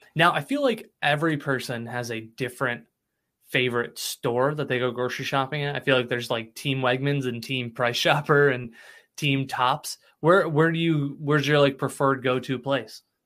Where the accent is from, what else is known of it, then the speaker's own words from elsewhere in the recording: Cicero, New York, United States; I grew up in Cicero, so like Spira's was was prime choice when I was younger